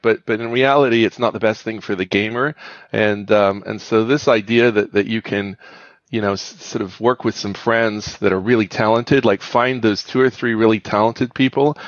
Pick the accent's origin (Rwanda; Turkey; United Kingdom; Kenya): United Kingdom; moved away; I grew up in the United Kingdom